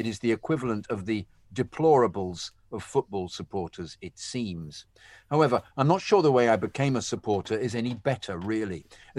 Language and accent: English; New York, United States; they were from London, I'm a New Yorker, somehow they seem to have some proportional relevance.